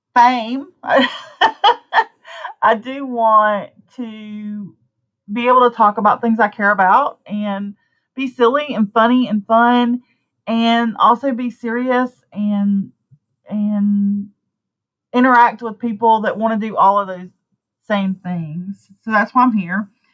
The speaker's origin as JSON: {"language": "English", "region": "Deep South", "country": "United States", "tie": "born or raised there", "accent": "southern", "said": "I live in the deep south. I don't really fit in, even though I've lived here my whole life. I bet you can't tell from my accent"}